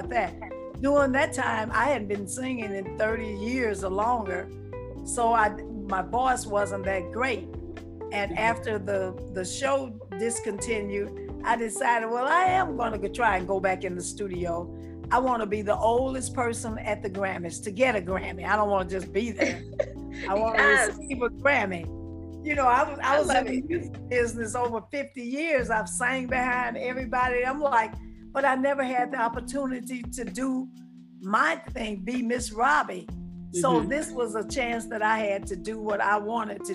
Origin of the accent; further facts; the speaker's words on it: St. Louis, Missouri, United States; now in Jackson, United States; I'm from St. Louis